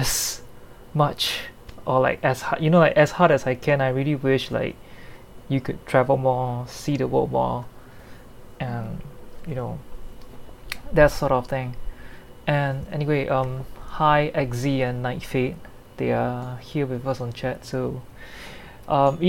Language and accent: English; Singapore; I'm from Singapore